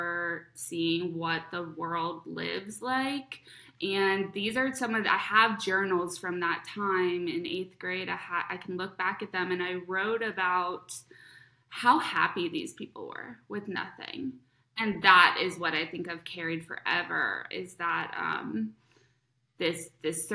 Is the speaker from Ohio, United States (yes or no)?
yes; Cincinnati, Ohio, United States; moved away; I grew up in Cincinnati, Ohio